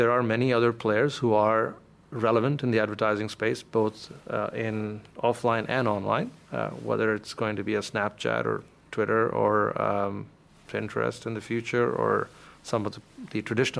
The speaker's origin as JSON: {"language": "English", "country": "India", "tie": "born or raised there", "said": "In the mid-80s, when you were growing up in India, if you wanted to get somewhere in life, you had a choice of being an engineer or being a doctor."}